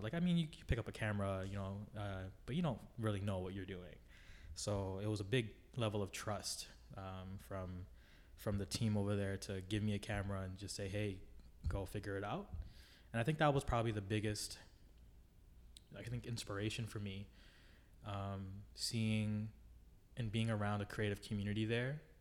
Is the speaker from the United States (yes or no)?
no; Toronto, Ontario, Canada; I grew up in the Jane and Lawrence area in the western, western, um, part of Toronto